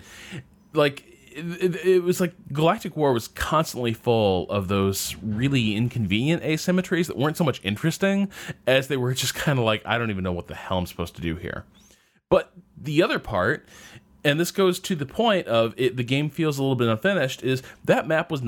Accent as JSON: {"language": "English", "region": "Massachusetts", "country": "United States", "said": "I'm from Massachusetts"}